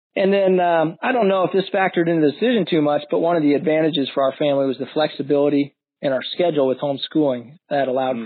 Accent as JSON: {"language": "English", "town": "Florissant", "region": "Missouri", "country": "United States", "tie": "born or raised there", "moved": "as an adult", "lives_now": "Omaha, United States", "said": "grew up in Florissant, Missouri, just out St. Louis, outside of St. Louis"}